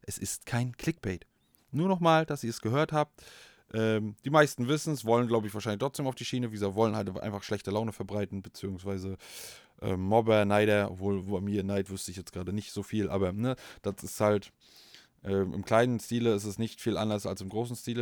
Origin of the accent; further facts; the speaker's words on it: Northern Germany, Germany; wir sind Fischköppe